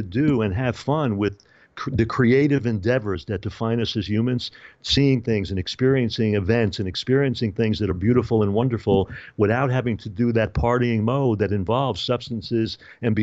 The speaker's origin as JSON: {"language": "English", "town": "New York City", "region": "New York", "country": "United States", "tie": "born or raised there", "said": "I spent a lot of time growing up in New York"}